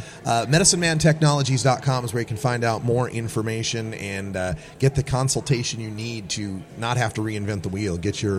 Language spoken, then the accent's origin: English; Pacific Northwest, United States; Yeah, I come from the Pacific Northwest